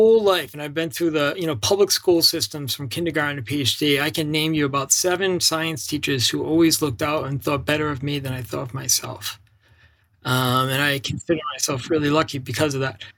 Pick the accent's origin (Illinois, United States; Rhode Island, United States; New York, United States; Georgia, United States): Rhode Island, United States; I grew up in Rhode Island, you know, the smallest state in the union.